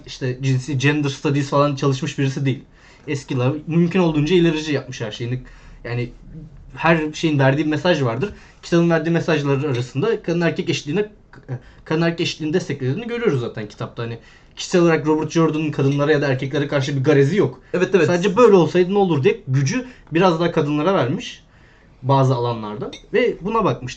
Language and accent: Turkish; Bursa, Turkey; ben Bursa'daydım